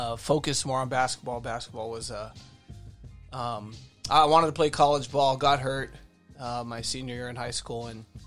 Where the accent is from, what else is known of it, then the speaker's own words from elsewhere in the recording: El Monte, California, United States; I grew up in El Monte